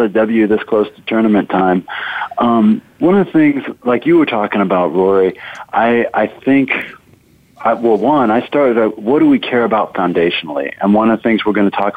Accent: Tucson, Arizona, United States; I grew up in Tucson, so I'm a rarity, an Arizona native.

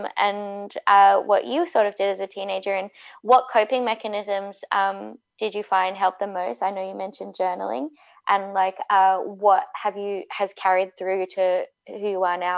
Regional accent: Australia; now in Vancouver, Canada; an Australian who moved to Vancouver

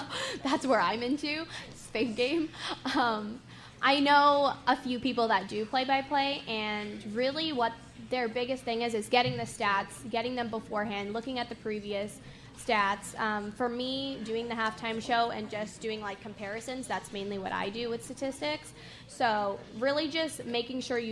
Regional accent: California, United States; I was born in California

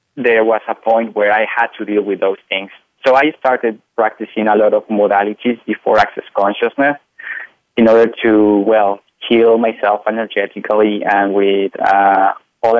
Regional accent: Mexico; I am from Mexico, so I was raised in a Catholic family.

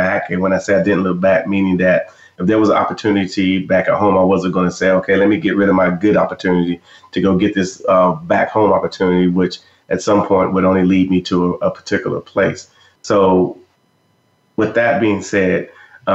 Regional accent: Fort Bragg, North Carolina, United States; moved away as an adult; also born or lived in Germany; I was in the U.S. Army at Fort Bragg, North Carolina, and I'm from Fort Bragg.

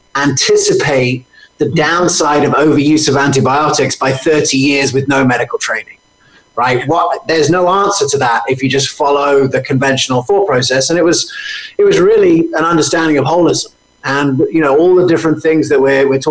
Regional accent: England, United Kingdom; also born or lived in United States; I grew up in England, but I was born in America

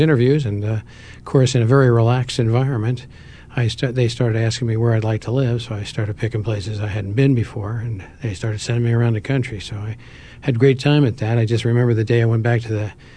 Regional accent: New Jersey, United States; moved away as an adult; also born or lived in Philadelphia; now in Scottsdale, United States; I actually was born and raised in New Jersey.

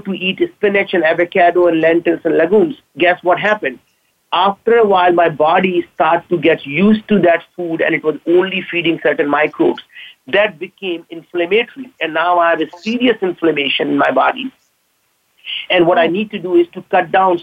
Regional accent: India; now in Seattle, United States; being an Indian immigrant, I can't pronounce V right

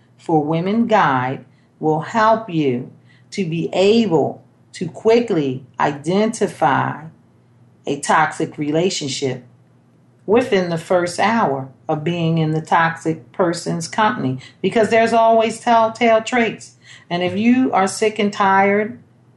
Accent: Baltimore, Maryland, United States; I was born in Baltimore, Maryland

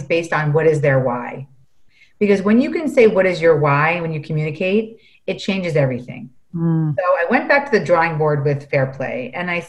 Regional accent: New York City, New York, United States; growing up in the Lower East Side of Manhattan as a latchkey kid

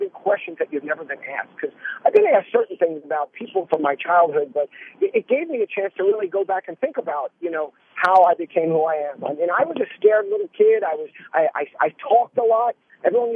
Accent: New York, United States; I'm a New Yorker

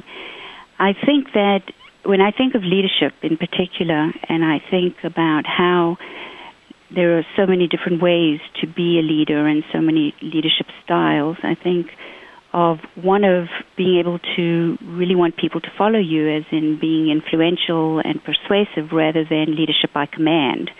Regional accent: South Africa; also born or lived in Zimbabwe; now in United States; grew up in South Africa

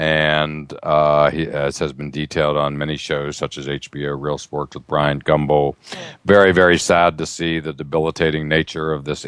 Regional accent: Altoona, Pennsylvania, United States; I grew up in Altoona, Pennsylvania

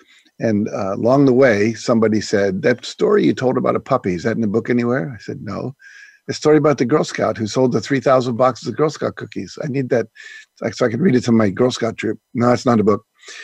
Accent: Wheeling, West Virginia, United States; also born or lived in Texas / Minnesota / Nebraska / Florida; I was born in Texas. My dad was in the Air Force. We traveled around. By the time I was six, we'd lived in Texas, Minnesota, Nebraska, and Florida, and settled in Wheeling, West Virginia.

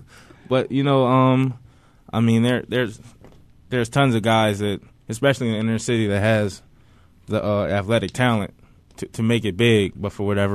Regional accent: Philadelphia, Pennsylvania, United States; also born or lived in Neshaminy, Pennsylvania; I grew up in West Philly

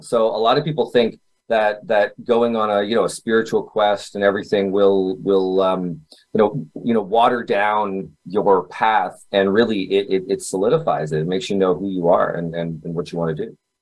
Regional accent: Kitchener, Ontario, Canada; I was born in Canada, uh, Kitchener, Ontario

